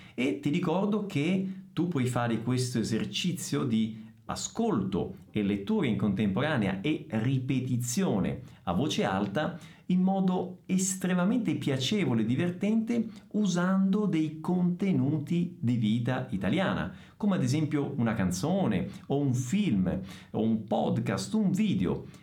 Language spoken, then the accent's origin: Italian; Messina, Sicily, Italy; first language Italian; now in Bragança Paulista, Brazil; Sono di Messina. Sono siciliano.